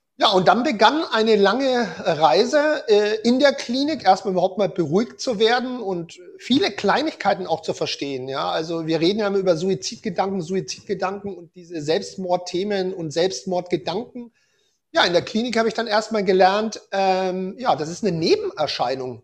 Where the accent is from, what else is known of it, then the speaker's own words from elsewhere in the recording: Germany; Bei uns in Deutschland